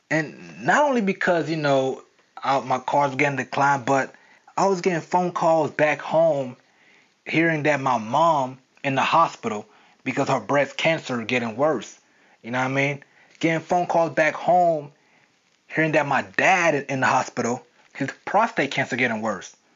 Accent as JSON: {"language": "English", "region": "Florida", "country": "United States", "lives_now": "New York, United States", "said": "how I came from South Florida to New York with nothing, with no money, with no job, with no place to live"}